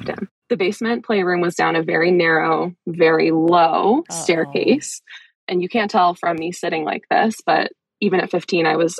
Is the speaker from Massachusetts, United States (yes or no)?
yes; Wellesley, Massachusetts, United States; So I grew up just outside of Boston, actually in the town where you got some great hospitality in Wellesley